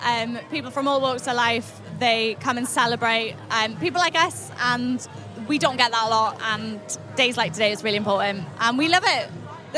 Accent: Wales, United Kingdom; I'm from South Wales as well.

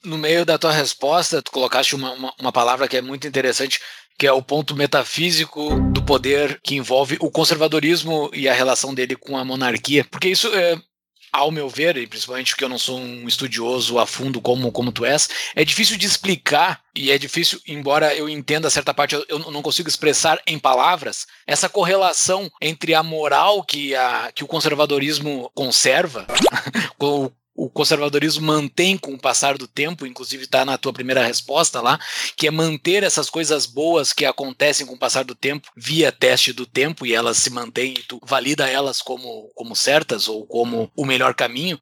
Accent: interior of Rio Grande do Sul, Brazil; Eu sou do interior do Rio Grande do Sul

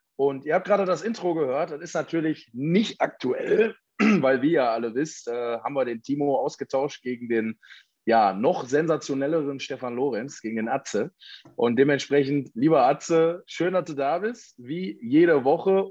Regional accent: Ruhr area, North Rhine-Westphalia, Germany; hier bei uns im Ruhrgebiet

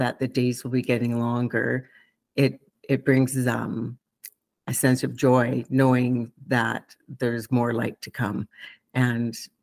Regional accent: Rocky Mountain House, Alberta, Canada; I'm from Rocky Mountain House, Alberta

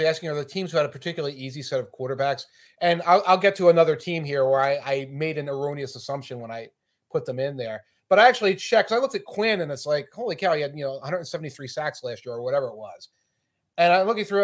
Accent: Philadelphia, Pennsylvania, United States; my hometown, Philadelphia

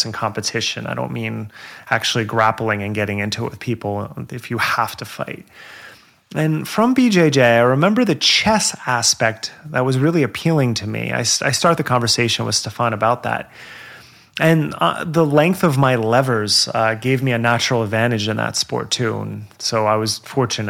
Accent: New Jersey, United States; accent: Jersey; my Jersey accent

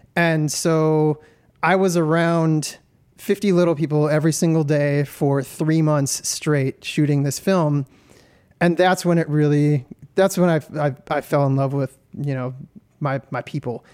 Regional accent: Detroit, Michigan, United States; I'm from Detroit, Michigan

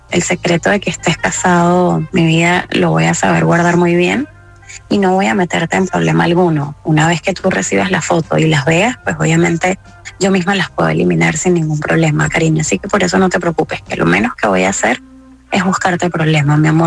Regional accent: Venezuela; moved away; yo tengo tres días de haber llegado al país, vengo de Venezuela y de verdad estoy muy necesitada de, buscar un trabajo.

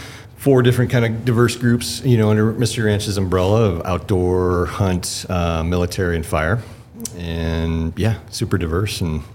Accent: Lewistown, Montana, United States; also born or lived in Bozeman, Montana; I grew up in Lewistown, Montana, central, near the breaks.

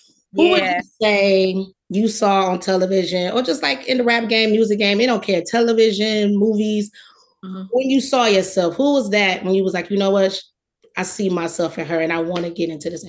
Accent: Detroit, Michigan, United States; I'm from Detroit.

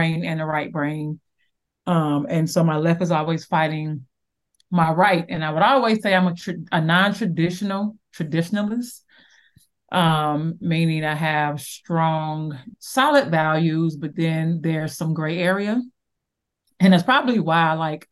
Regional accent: Chicago, Illinois, United States; I'm from Chicago, Southside, of Chicago. And I grew up on the Magnificent Mile

